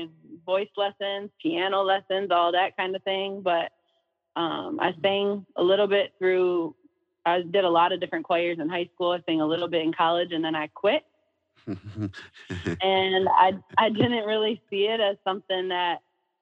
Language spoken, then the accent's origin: English; Saginaw, Michigan, United States; I'm from Saginaw, Michigan